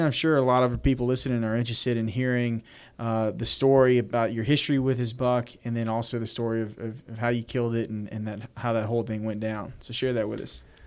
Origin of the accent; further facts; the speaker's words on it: Louisiana, United States; we're from Louisiana